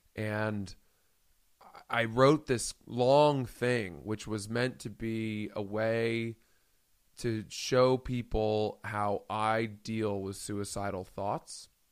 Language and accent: English; Maine, United States; I grew up in Maine.